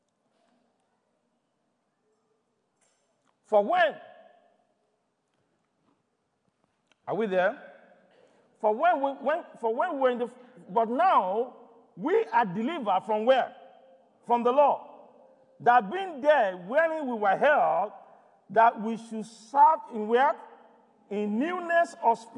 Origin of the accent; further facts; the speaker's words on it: Nigeria; moved away; I come from Nigeria.